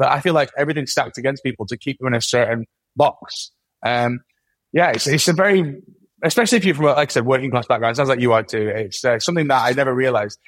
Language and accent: English; Manchester, North West England, United Kingdom; accent: Mancunian; I'm very Mancunian